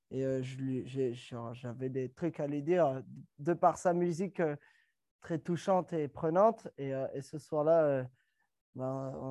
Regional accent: Creil, Hauts-de-France, France; moi, je suis de Creil.

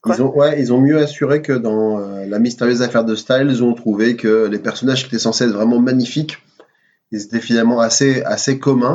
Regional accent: Ch'ti, Hauts-de-France, France; on est on est on est ch'ti

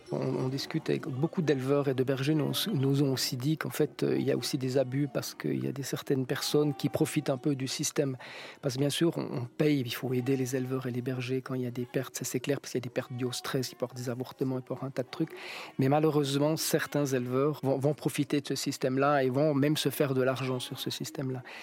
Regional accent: France; chez nous, en France

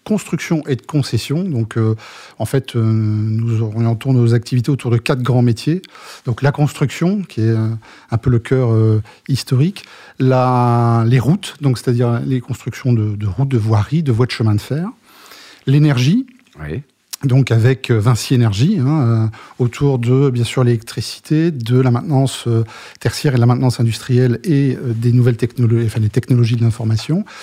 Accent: Germany; French is a second language; now in France; je suis effectivement le plus le plus français des Allemands. Bon, après je suis allemand. ouais Mais vivant depuis un certain nombre d'années en France.

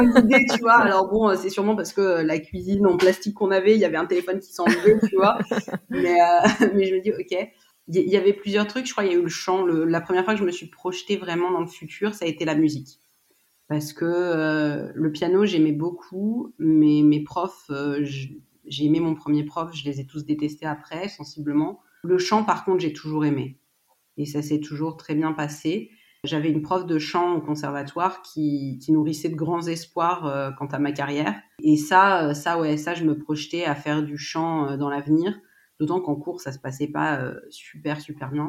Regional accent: Paris region, Île-de-France, France; Je suis née en France, en région parisienne

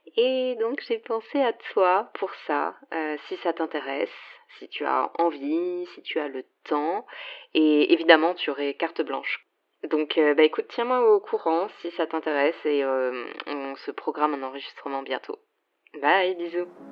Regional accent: near Strasbourg, eastern France, Grand Est, France; moved away as an adult; also born or lived in Paris / Vancouver; now in Montreal, Canada; j'ai grandi dans l'est de la France, euh, pas très loin de Strasbourg, une petite ville euh, à une vingtaine de kilomètres

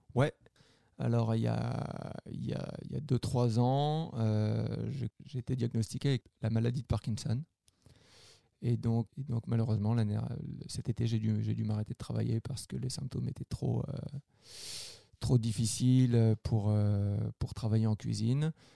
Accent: France; moved away as an adult; now in Quebec, Canada; je viens de la France. je suis arrivé au Québec en 2012.

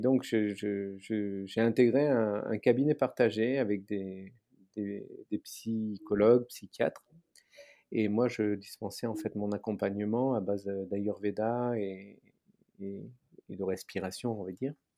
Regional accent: Aix-en-Provence, Provence-Alpes-Côte d'Azur, France; moved away; also born or lived in Paris; je suis originaire d'Aix-en-Provence

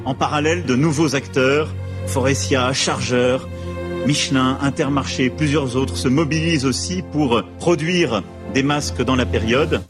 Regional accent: France; on est français

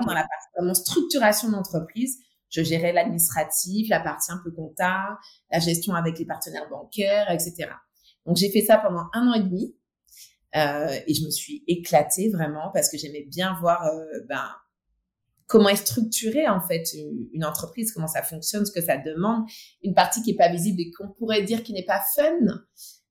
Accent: Martinique; born or raised there; also born or lived in mainland France

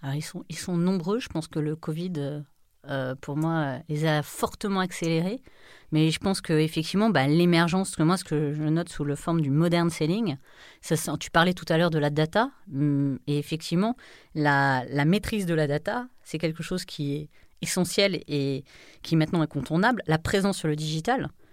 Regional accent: France; on est dans une culture latine, on est français

